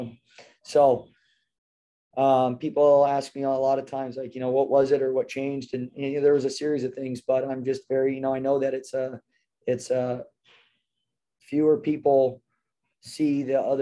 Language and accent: English; Temecula, California, United States; And grew up here in Temecula. My parents are from San Diego, and I grew up in Temecula